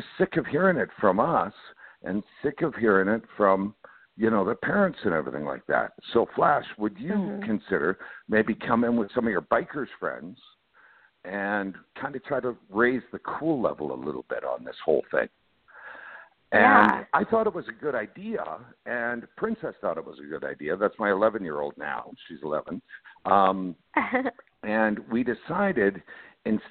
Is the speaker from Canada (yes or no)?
yes; Canada; moved away; I grew up in Canada. I tell people I'm Canadian by birth. I'm American by heart